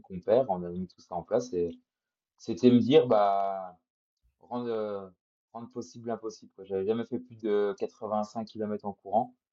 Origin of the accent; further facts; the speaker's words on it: Jura, Bourgogne-Franche-Comté, France; je suis jurassien, les montagnes du Jura, je les connais quand même pas mal